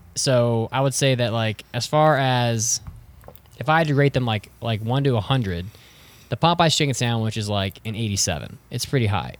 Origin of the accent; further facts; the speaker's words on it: Wheeling, West Virginia, United States; my hometown of Wheeling, which is, we have nothing there